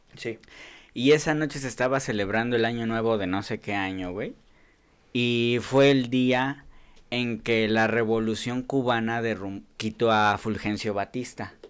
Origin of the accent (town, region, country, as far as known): Nezahualcóyotl, State of Mexico, Mexico